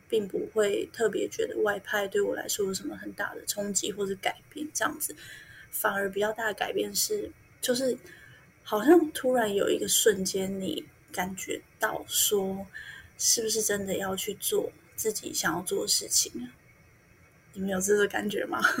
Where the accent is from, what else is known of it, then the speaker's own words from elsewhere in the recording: Taiwan; moved away as an adult; also born or lived in Vietnam; 我们台湾人一般吃到的就是拿来包那个春卷